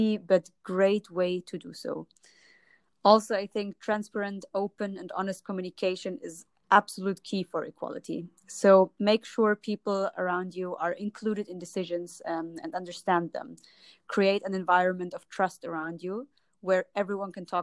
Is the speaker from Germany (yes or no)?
yes; Germany; moved away as an adult; also born or lived in Jordan (ancestry) / Palestine (ancestry); now in Lisbon, Portugal; I'm from Germany. But originally, my parents come from Jordan and Palestine. So I was raised in a German-Arabic